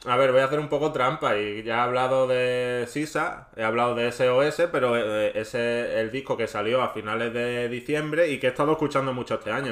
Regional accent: Andalusia, Spain; accent: Andalusian; mi inglés andaluz que yo sí soy andaluz

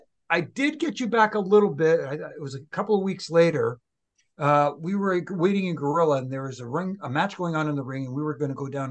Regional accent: Toronto, Ontario, Canada; here in Toronto, in my hometown

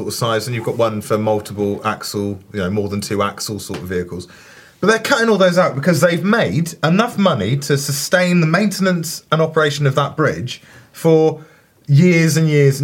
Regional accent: Saltash, South West England, United Kingdom; my hometown in Cornwall, Saltash

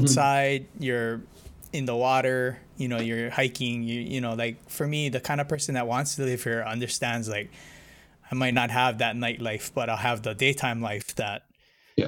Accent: Hilo, Hawaii, United States; I'm from Hilo

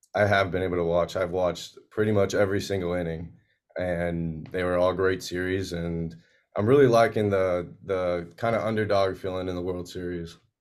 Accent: Pembroke Pines, Florida, United States; born and raised in Pembroke Pines, Florida

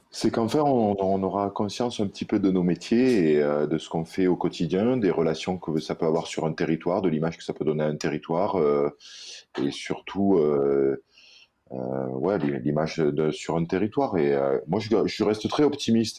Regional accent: Réunion; chez nous à la Réunion

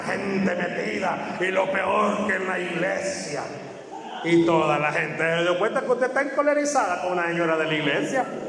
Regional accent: El Salvador; No tenemos identidad como salvadoreños

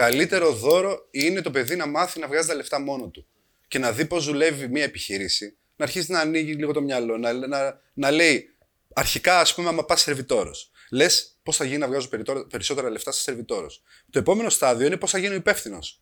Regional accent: Kavala, Eastern Macedonia and Thrace, Greece; Είμαστε μια οικογένεια από την Καβάλα

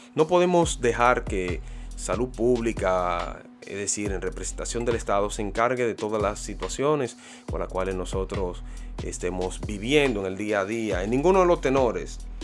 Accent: Santo Domingo, Distrito Nacional, Dominican Republic; Matahambre fue mi barrio natal donde yo me pulí, eché los dientes

